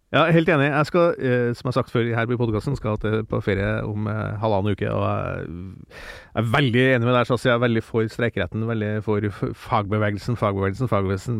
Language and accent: Norwegian; Steinkjer, Trøndelag, Norway; moved away; jeg vokste opp i, eh, i Steinkjer eh, i Nord-Trøndelag, gamle Nord-Trøndelag